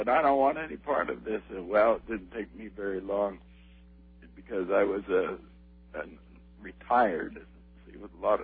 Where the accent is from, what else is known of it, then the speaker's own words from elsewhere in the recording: Salt Lake City, Utah, United States; I was born and raised in Salt Lake City, Utah